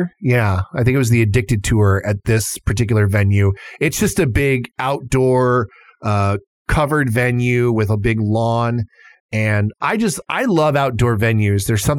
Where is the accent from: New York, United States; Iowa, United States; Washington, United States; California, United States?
Iowa, United States; Des Moines; I would actually love to see her perform in my hometown. Yeah. Because I live in Des Moines